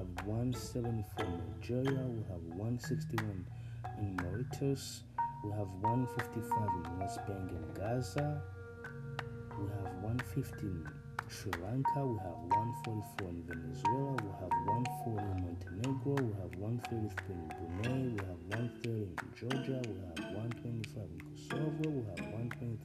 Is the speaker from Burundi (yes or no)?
yes; Burundi; moved away; I was born and raised in, this is my own country